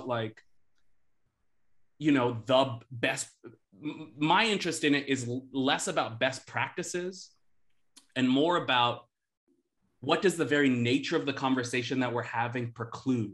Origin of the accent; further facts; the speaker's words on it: Boston, Massachusetts, United States; I'm from Boston.